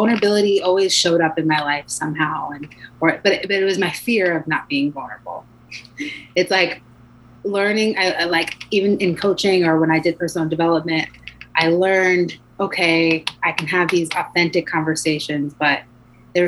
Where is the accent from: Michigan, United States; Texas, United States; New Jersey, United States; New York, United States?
New York, United States; I'm from New York